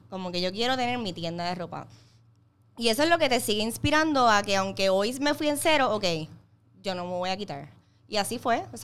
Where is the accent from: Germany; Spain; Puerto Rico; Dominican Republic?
Puerto Rico; Ponce; now in Bayamón, Puerto Rico; me acabo de mudar a Bayamón, vengo de Ponce